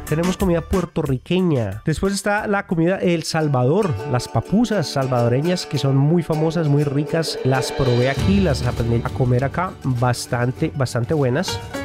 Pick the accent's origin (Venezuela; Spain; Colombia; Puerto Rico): Colombia; now in United States; como colombiano